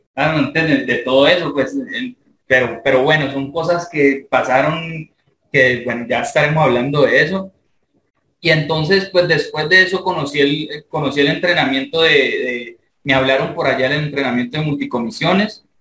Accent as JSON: {"language": "Spanish", "town": "Palmira", "region": "Valle del Cauca", "country": "Colombia", "said": "yo soy de Palmira, Valle, Colombia"}